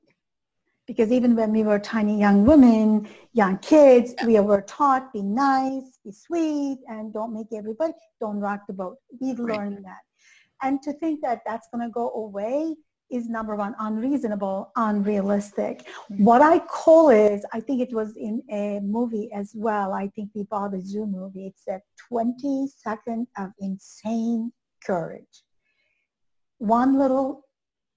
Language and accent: English; North Dakota, United States; I'm from North Dakota